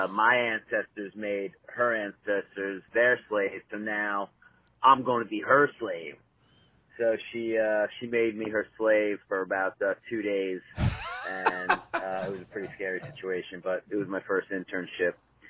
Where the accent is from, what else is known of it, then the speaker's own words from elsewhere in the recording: New Rochelle, New York, United States; now in Scarsdale, United States; I grew up in New Rochelle